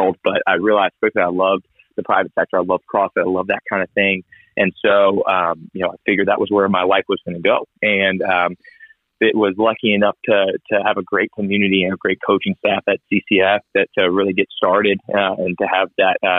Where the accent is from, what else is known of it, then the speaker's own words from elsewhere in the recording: Ohio, United States; moved away as an adult; also born or lived in Columbia, South Carolina; now in South Carolina, United States; I'm originally from Ohio, but I moved to Carolina, where we met in Columbia, to go to the University of South Carolina for graduate school